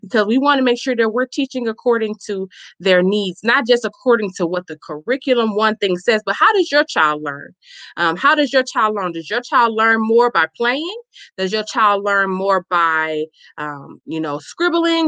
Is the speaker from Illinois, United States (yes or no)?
yes; Chicago, Illinois, United States; now in Milwaukee, United States; I am a native born, um, born and raised in Chicago, Illinois